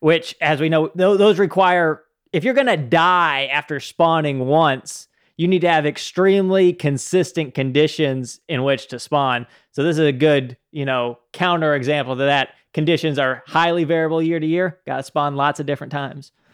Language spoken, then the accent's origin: English; Utah, United States; I grew up in Utah